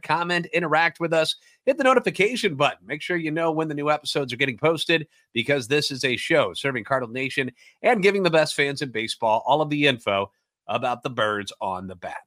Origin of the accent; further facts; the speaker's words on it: St. Louis, Missouri, United States; born and raised in the Loop